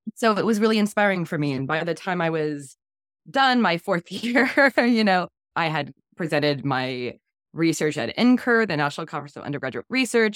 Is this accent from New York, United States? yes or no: no; Florida, United States; growing up in Florida, my parents were progressive